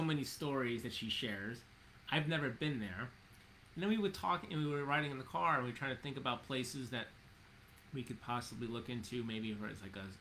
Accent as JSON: {"language": "English", "town": "New York City", "region": "New York", "country": "United States", "tie": "born or raised there", "said": "I grew up in Jamaica, Queens."}